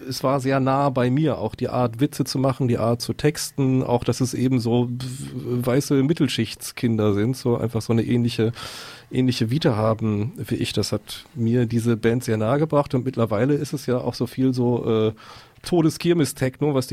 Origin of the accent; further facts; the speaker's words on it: Lower Saxony, Germany; Ich bin auch so ein Fischkopf fast. Also ich komme aus dem Emsland, aus dem sehr nördlichen Teil, so 50 Kilometer von der Nordsee.